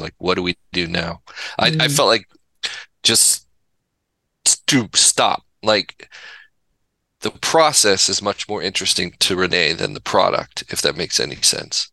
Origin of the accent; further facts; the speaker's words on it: Pasadena, California, United States; moved away; also born or lived in Laguna Beach / Santa Barbara; I grew up in the Pasadena area and Laguna Beach